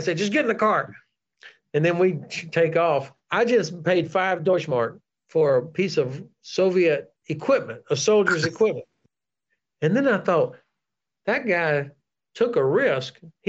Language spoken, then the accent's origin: English; United States; You know, as an American, I could go back and forth on orders.